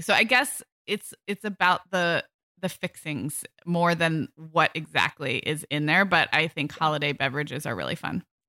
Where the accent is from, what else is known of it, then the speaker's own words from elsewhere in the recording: California, United States; growing up in kind of health food conscious California in the eighties and nineties